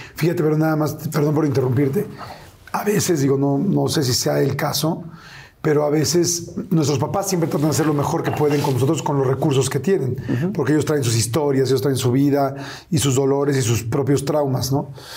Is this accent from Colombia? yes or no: no; Mexico City, Mexico; yo crecí en la Ciudad de México